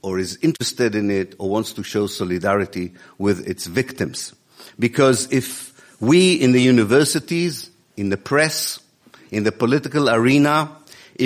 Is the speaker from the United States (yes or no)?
no; Israel; moved away; also born or lived in Exeter, United Kingdom; I was born in Israel in 1954. I'm a product of the Israeli educational system